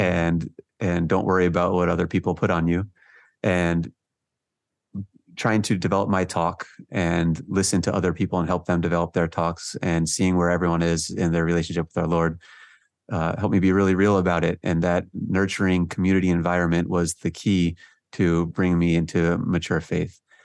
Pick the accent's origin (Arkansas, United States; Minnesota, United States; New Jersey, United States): New Jersey, United States; also born or lived in Georgia / San Jose, California; we moved out to, uh, New Jersey, and most of my childhood was spent in New Jersey